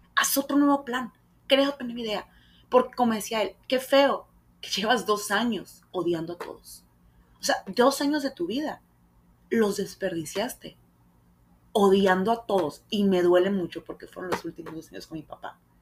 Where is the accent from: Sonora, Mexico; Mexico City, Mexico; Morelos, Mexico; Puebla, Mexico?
Sonora, Mexico; Hermosillo; quise hacer muchos castings aquí en Hermosillo